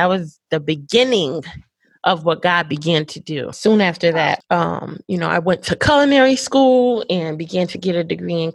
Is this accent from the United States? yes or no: yes; Connecticut, United States; moved away as an adult; now in Houston, United States; I grew up in Connecticut, which is like 45 minutes from New York City